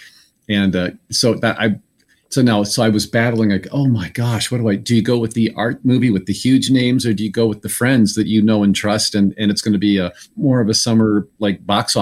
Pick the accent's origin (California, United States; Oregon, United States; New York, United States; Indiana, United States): Indiana, United States; moved away; my home state of Indiana